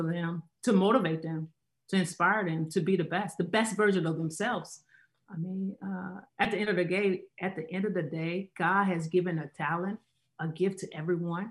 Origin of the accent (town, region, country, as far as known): United States